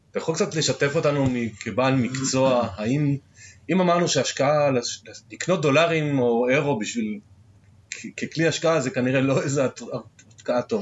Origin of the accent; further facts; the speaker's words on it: Israel; אנחנו ישראלים